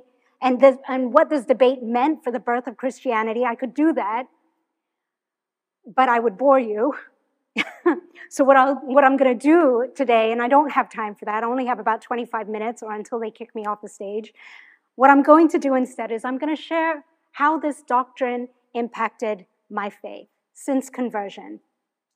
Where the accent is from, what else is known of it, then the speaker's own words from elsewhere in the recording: Hong Kong; moved away as an adult; now in United States; I'm originally from Hong Kong. That's where I was born.